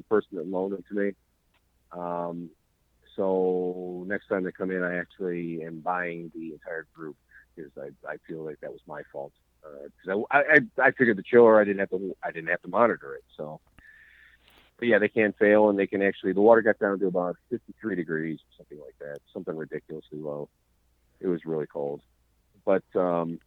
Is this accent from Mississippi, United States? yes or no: no; Cleveland, Ohio, United States; I'm from Cleveland, Ohio